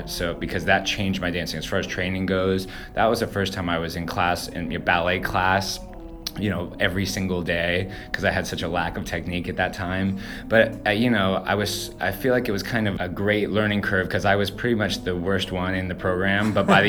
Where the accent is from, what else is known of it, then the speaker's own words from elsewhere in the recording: Cary, North Carolina, United States; also born or lived in Houston / Florida; I am from North Carolina, Raleigh, just outside in a small town called Cary. I mean, I was born in Houston, Texas, and we moved around a little bit, lived in Florida for a second. But yeah, Raleigh is home.